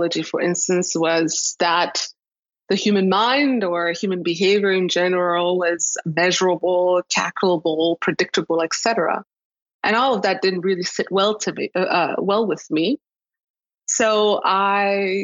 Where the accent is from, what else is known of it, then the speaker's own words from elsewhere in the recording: Rwanda; moved away; also born or lived in Toronto, Canada; I'm from Rwanda. I was born in Rwanda.